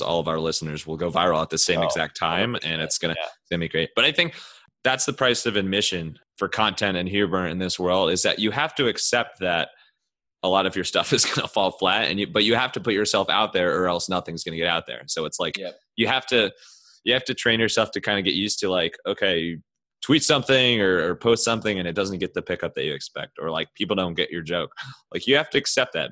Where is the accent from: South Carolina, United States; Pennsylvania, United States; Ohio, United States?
Ohio, United States; Cleveland; I'm from Cleveland.